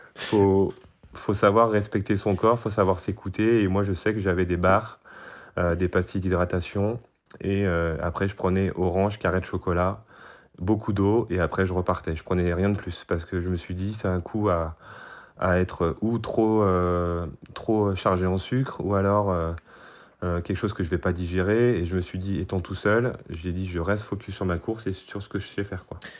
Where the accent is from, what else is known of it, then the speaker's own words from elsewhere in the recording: Brest, Brittany, France; now in Savoie, France; j'ai trente-sept ans, je suis de Brest